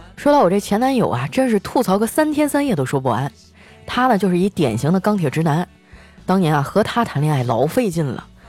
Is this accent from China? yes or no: yes; Northeast China, China; now in Shanghai, China; 我爸妈退休以后啊，是想在老家安度晚年的，结果前几年我生了一场大病啊，老两口就背井离乡啊，来到上海照顾我了